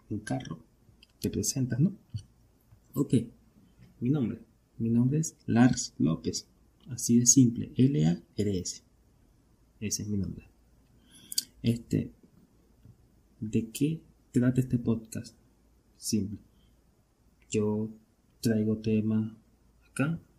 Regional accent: Venezuela; Pero yo soy de Venezuela. Y para nadie es un secreto que esta verga está jodida.

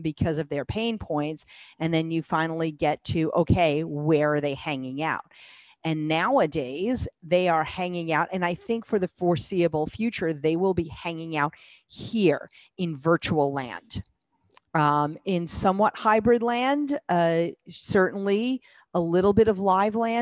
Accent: New York City, New York, United States; I grew up in New York City

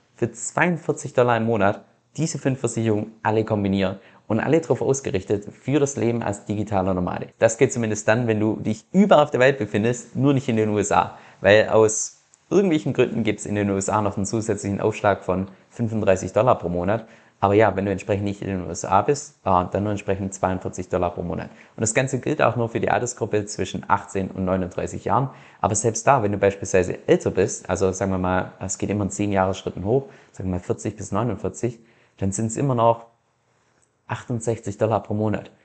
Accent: Germany; moved away as an adult; also born or lived in Australia; als Deutscher

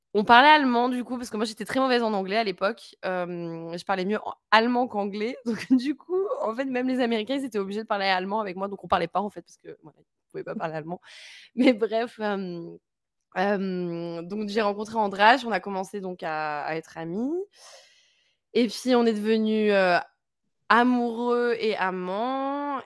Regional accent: France; moved away as an adult; also born or lived in Hungary; now in Berlin, Germany; je suis française

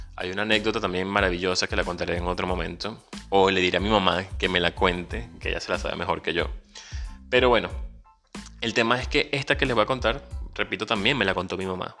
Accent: Venezuela; moved away as an adult; also born or lived in Caracas; Soy un venezolano, emigrante, ciudadano del mundo y un soñador.

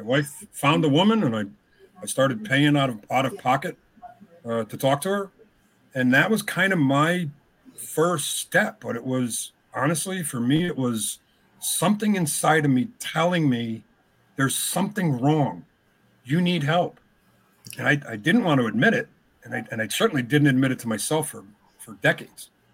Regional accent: Hartford, Connecticut, United States; moved away as an adult; now in Boston, United States; I was born in Hartford, raised in Connecticut

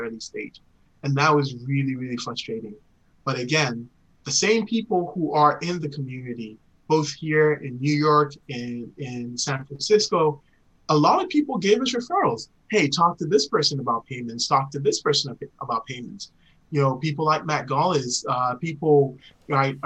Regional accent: Ghana; moved away; growing up in Ghana

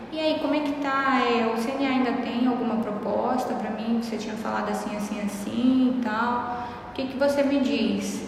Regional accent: Brazil; first language Portuguese; a gente fala errado português uhum. e essa é a nossa língua nativa

